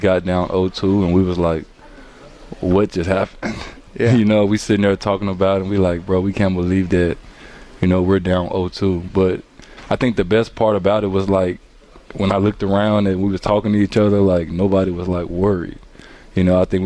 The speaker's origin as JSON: {"language": "English", "region": "Arkansas", "country": "United States", "moved": "as an adult", "lives_now": "Milwaukee, United States", "said": "I'm coming from Arkansas, come from nothing"}